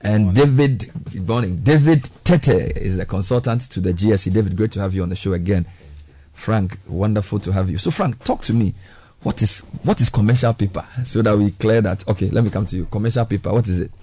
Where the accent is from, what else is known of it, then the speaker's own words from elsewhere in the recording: Ghana; As a Ghanaian